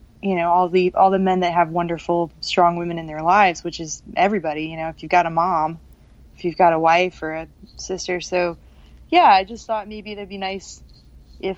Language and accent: English; the South, United States; also born or lived in Alabama / Georgia; now in Austin, United States; I'm from the South. I'm from Alabama and Georgia.